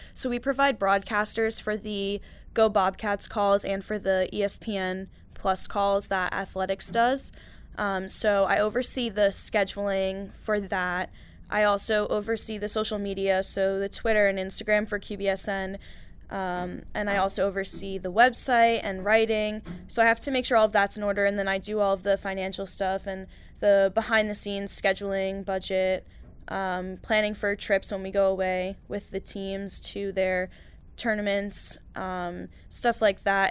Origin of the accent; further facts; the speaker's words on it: New York, United States; moved away as an adult; I'm from New York